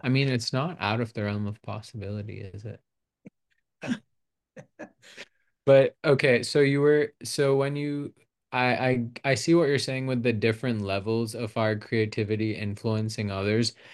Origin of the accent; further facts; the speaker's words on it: Pakistan; also born or lived in United States; now in Arizona, United States; I was born here, but I was raised in Pakistan